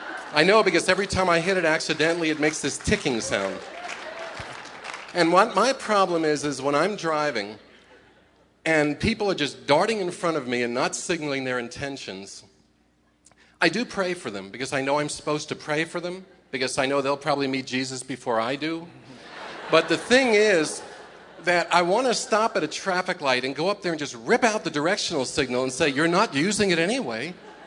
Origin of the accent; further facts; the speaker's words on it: New York, United States; New York.